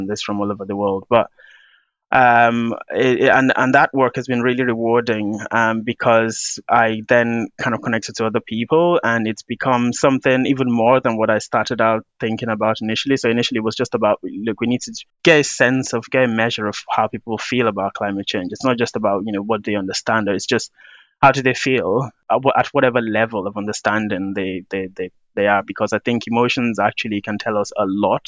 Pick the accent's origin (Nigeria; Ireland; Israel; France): Nigeria; I'm from Nigeria and I've had that African experience